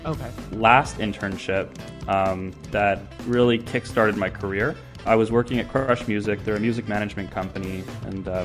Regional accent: Canada; also born or lived in New York / United Kingdom; when I was just from Canada

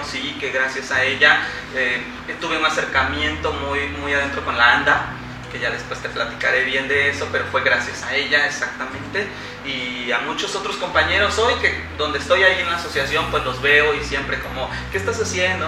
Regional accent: Veracruz, Mexico; soy veracruzano, 100% jarocho, orgullosamente jarocho

